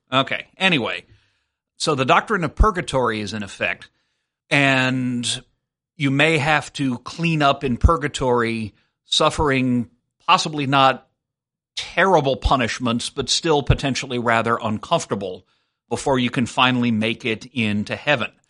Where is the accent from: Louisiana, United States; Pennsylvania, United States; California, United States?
Louisiana, United States; South; I was raised Methodist, but I grew up in South Louisiana